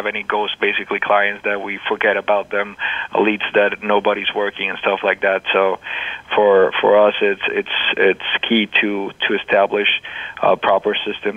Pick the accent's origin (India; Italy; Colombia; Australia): Colombia; now in United States; Two of the partners here at District Tech, we are originally from Colombia